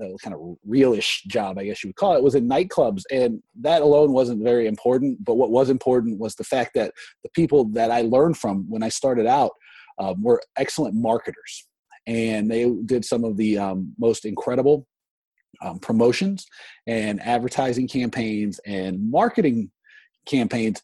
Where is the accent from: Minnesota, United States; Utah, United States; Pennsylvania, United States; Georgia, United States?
Georgia, United States; northern; now in Washington, D.C., United States; I grew up in northern Georgia